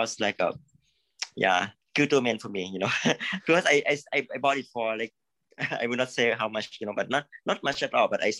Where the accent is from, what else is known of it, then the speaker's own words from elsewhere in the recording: Thailand; Actually, I'm from Thailand.